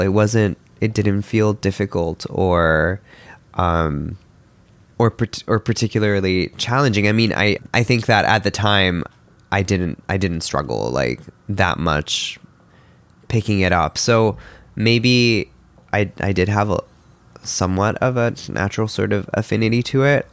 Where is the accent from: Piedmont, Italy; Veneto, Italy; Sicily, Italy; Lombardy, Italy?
Lombardy, Italy; Milan; moved away; I was born in Milan in Italy